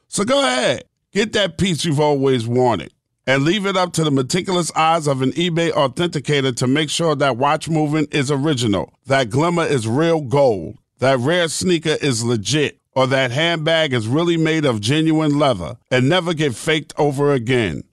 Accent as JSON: {"language": "English", "region": "New York", "country": "United States", "said": "I'm from New York"}